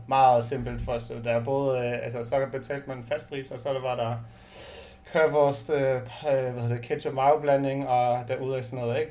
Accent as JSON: {"language": "Danish", "region": "Northern Germany", "country": "Germany", "moved": "yes", "lives_now": "Denmark", "said": "vi er begge to fra Nordtyskland"}